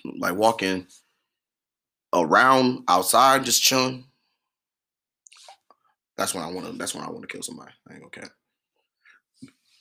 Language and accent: English; Midwest, United States; I'm from the Midwest. I'm Midwest